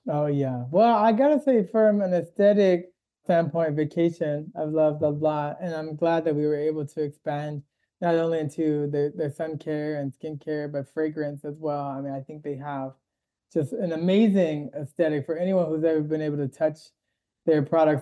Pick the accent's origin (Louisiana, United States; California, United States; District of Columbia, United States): District of Columbia, United States; Washington; moved away as an adult; also born or lived in Boston; now in Los Angeles, United States; I'm originally from the East Coast, Washington D.C.